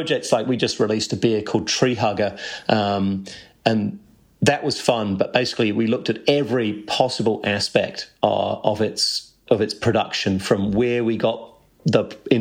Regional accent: Canterbury, New Zealand; I grew up in Canterbury

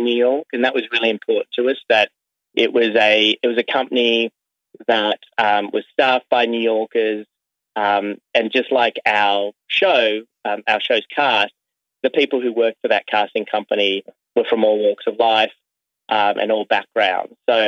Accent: Sydney, New South Wales, Australia; as a kid growing up in Sydney, Australia

